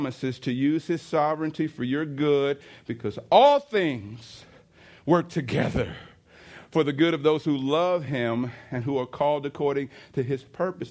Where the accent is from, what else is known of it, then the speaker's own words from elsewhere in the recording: East St. Louis, Illinois, United States; I was riding down, you know, State Street in East St. Louis. It's my hometown.